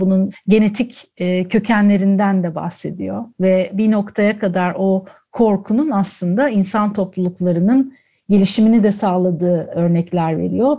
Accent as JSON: {"language": "Turkish", "town": "Antakya", "region": "Hatay", "country": "Turkey", "tie": "born or raised there", "also_born_or_lived": "Ankara", "moved": "as an adult", "said": "Antakyalı olmamdan kaynaklı Amanosların, Habib Necar'ın yamacında, Asi Nehri'nin kollarında büyüdüm"}